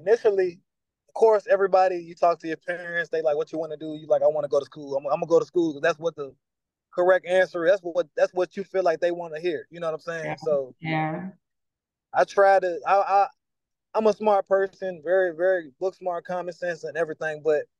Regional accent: Virginia, United States; also born or lived in Georgia / Kentucky / North Carolina; I'm from Virginia, but I've been all over the place. My mom, she was in the military. I've lived with certain family members as a teenager, Georgia, Kentucky, North Carolina.

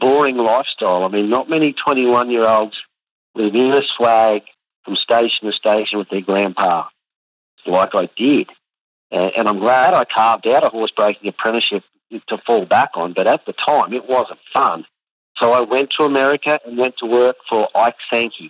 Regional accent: Warwick, Queensland, Australia; also born or lived in United States; I grew up in Warwick

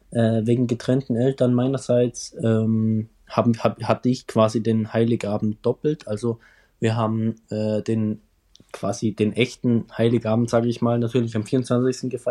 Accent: Austria; wie sich das als Österreicher gehört

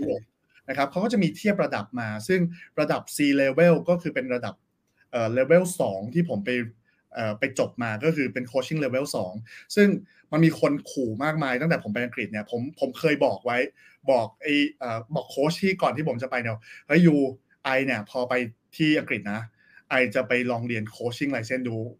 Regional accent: Pak Kret, Nonthaburi, Thailand; เราก็อยู่ในเมืองทองมาตั้งแต่เกิด

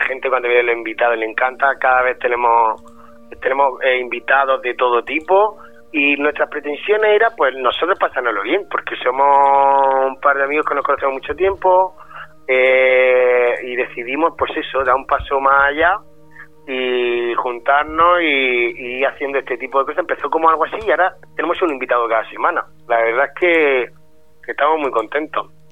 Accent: Region of Murcia, Spain; accent: Murcian; a los murcianos nos gusta mucho nuestro acento y estamos como muy orgullosos de nuestra tierra

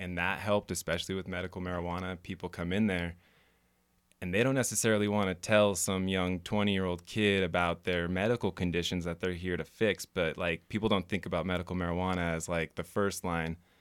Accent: Reno, Nevada, United States; also born or lived in Los Angeles / San Jose / Las Vegas; I'm from here. Grew up Spanish Springs. Uh, spent most of my life in Reno

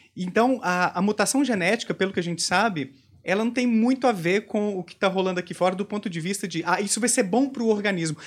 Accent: Bom Despacho, Minas Gerais, Brazil; moved away; Eu morava no interior de Minas, Bom Despacho, né, minha terra natal.

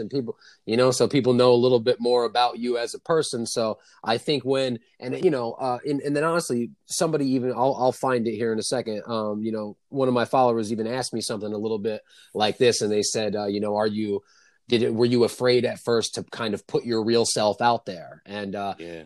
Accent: New York City, New York, United States; now in Upstate New York (Adirondack Mountains), United States; I'm, from there. I was born in Brooklyn

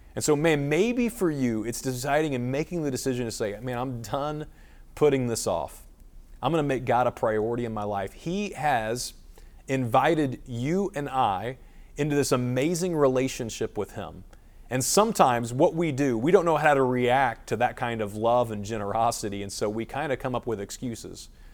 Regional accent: Springfield, Missouri, United States; Springfield, Missouri, my hometown

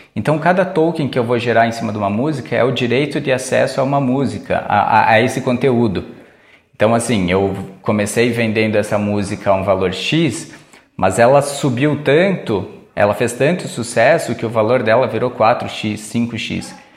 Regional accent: Brazil; a gente como brasileiro, com o nosso perfil assim

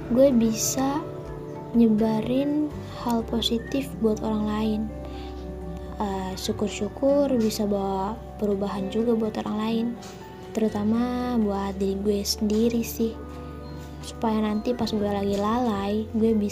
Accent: West Java, Indonesia; gue sih orang Sunda cuma gue kenal sama filosofi Jawa ini

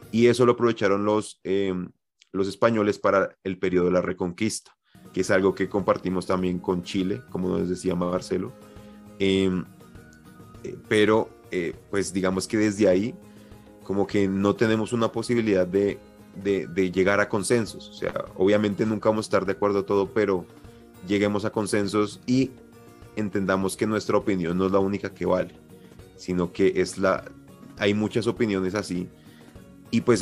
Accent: Colombia

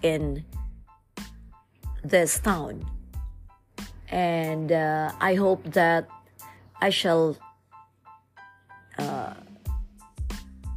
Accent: Philippines; different barangays in my hometown

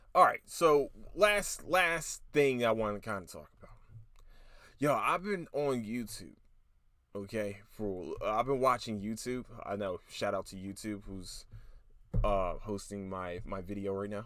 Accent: Philadelphia, Pennsylvania, United States; I'm from Philly

